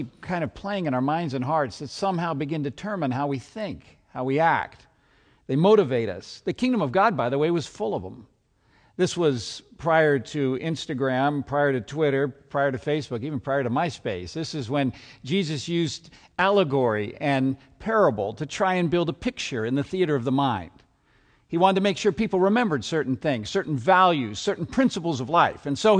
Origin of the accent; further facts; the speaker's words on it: Seattle, Washington, United States; I'm from Seattle, so you can imagine what also goes on in the heart and mind of a football fan this time of day.